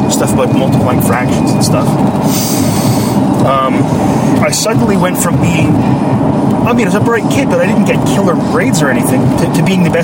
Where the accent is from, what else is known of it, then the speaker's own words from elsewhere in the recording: Sudbury, Ontario, Canada; I moved from Sudbury, which is this sort of, I don't know, working class, rough and tumble, uh, yeah. bilingual, uh, but also full of Italians.